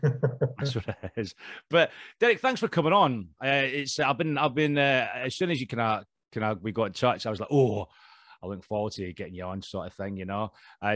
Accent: Scotland, United Kingdom; Being Scottish, I'm kind of allergic to the sun. It's like my arch nemesis. We're not used to it up north of the border

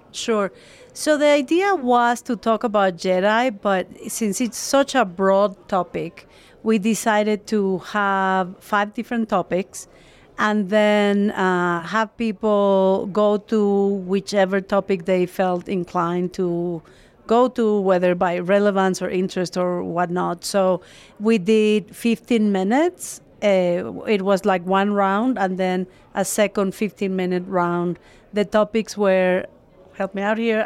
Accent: Mexico; I'm actually from Mexico

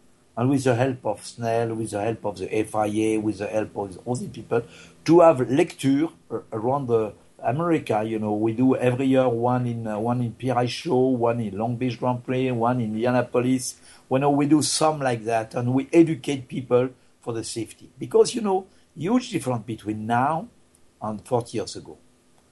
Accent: France; English is a second language; moved away; I am not American, I'm just a French guy

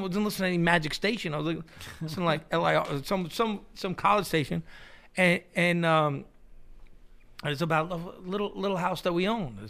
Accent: New York City, New York, United States; where I grew up in Queens

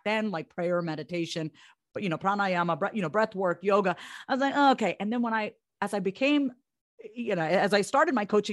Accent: Long Island, New York, United States; first generation from Long Island

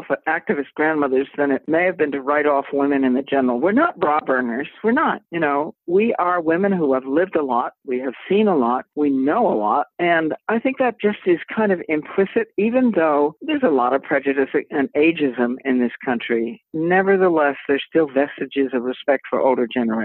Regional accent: Boston, Massachusetts, United States; growing up in the Boston area

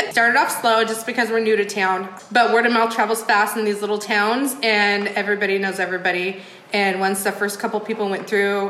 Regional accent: Sumner, Washington, United States; moved away as an adult; now in Clifton, United States; a little town I grew up in called Sumner, Washington.

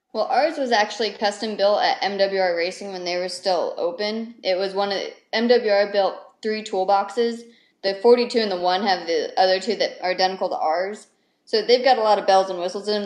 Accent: Lake Tahoe, California, United States; moved away as an adult; now in North Carolina, United States; I grew up in Lake Tahoe, California

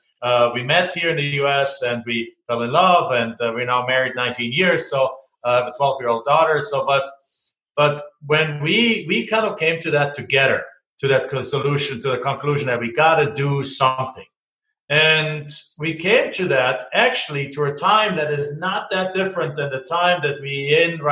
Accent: Germany; moved away as an adult; now in United States; I'm from Germany, so I came here with basically two suitcases, a bunch of student debt, and a dream. And I got to finish my college degree here

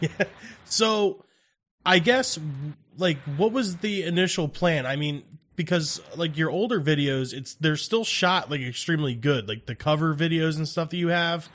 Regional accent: New Jersey, United States; we're from South Jersey

